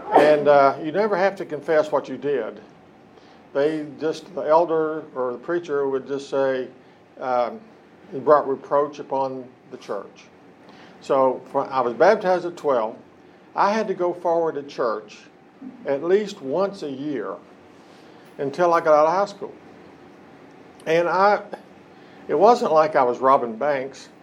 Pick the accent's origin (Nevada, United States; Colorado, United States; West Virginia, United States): West Virginia, United States; Hamlin; I was born and raised in West Virginia, in Lincoln County. County seat is Hamlin.